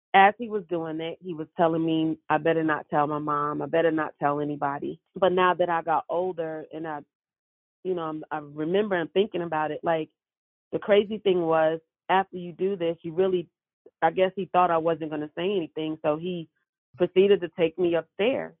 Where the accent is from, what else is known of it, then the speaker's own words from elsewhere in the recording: New York City, New York, United States; I was born and raised in Brooklyn, New York.